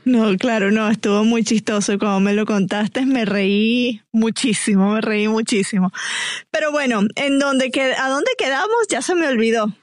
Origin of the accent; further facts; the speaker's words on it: Venezuela; now in Atlanta, United States; venezolana que vivo aquí en Atlanta